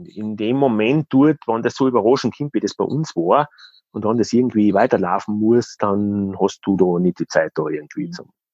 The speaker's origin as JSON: {"language": "German", "region": "Styria", "country": "Austria", "said": "bei uns in der Steiermark ist, in der Nähe von Graz"}